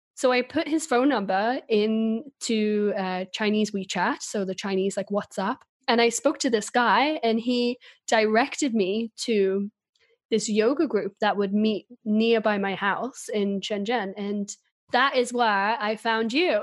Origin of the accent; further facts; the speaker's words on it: England, United Kingdom; moved away as an adult; also born or lived in China; now in Sweden; I'm originally from England